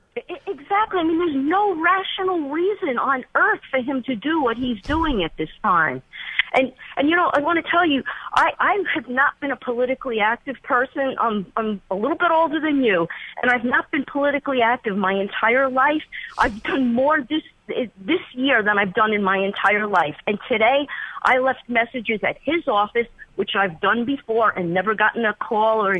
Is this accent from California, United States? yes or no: no; New York City, New York, United States; now in North Carolina, United States; I'm from Brooklyn, New York